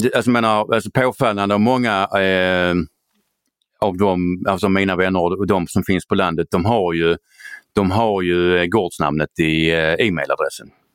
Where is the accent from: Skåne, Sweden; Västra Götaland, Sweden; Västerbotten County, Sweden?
Skåne, Sweden; jag är skåning